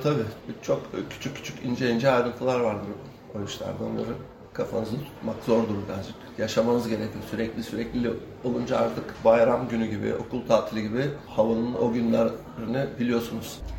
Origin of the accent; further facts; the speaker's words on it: Kilitbahir, Çanakkale, Turkey; now in Çanakkale, Turkey; Aslında Kilitbeyirliyim ben. Yakın. Kilitköy ile Çanakkale ile entegre bir köy zaten.